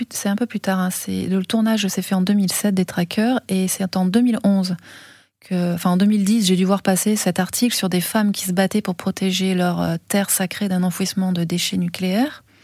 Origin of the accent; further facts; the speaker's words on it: France; accent: French; on n'arrive pas comme ça, française, avec sa caméra.